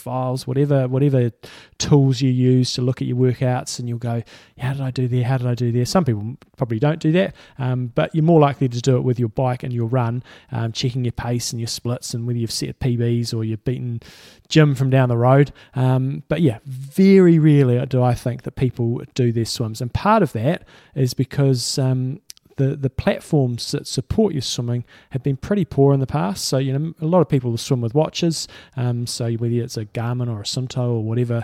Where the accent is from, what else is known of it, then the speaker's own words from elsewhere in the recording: Christchurch, Canterbury, New Zealand; We're from Christchurch